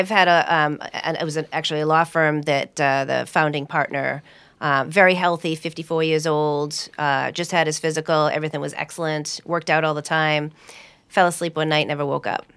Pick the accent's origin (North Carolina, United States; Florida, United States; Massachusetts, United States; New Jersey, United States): Massachusetts, United States; Hudson; I grew up in Hudson